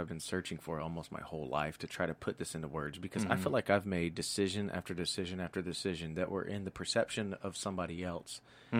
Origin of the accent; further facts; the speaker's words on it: Tennessee, United States; now in Pacific Northwest, United States; Tennessee native here, man.